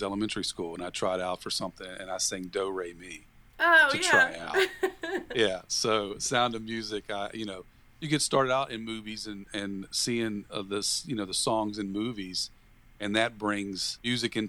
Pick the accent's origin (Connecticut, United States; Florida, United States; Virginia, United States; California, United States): Virginia, United States; my home state of Virginia